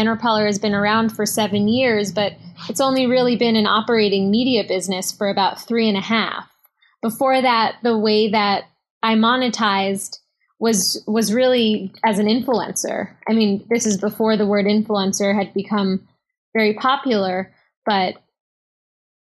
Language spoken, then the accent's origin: English; New York City, New York, United States; I grew up in Manhattan